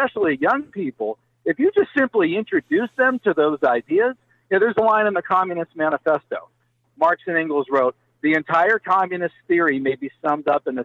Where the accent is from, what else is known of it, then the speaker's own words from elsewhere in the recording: Pennsylvania, United States; my home state of Pennsylvania